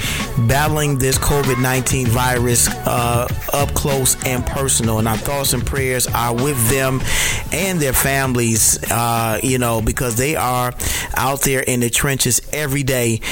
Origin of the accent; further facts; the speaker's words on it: Detroit, Michigan, United States; I was from Detroit, D-Town, and I still am from D-Town